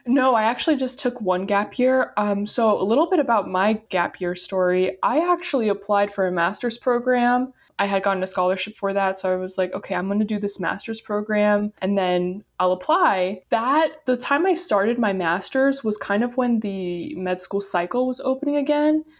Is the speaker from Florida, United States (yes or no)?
yes; Boca Raton, Florida, United States; I'm actually originally from Boca Raton, Florida